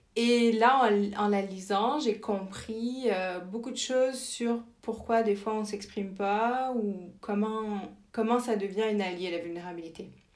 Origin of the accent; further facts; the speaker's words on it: France; moved away as an adult; also born or lived in Winnipeg, Canada / Germany / Senegal; now in Montreal, Canada; je suis née en France et grandie en France